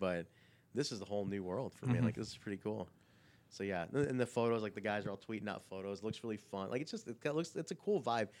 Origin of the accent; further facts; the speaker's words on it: Pakistan; So I'm Pakistani, so like in so India, in that area where they were taping, it's a similar language.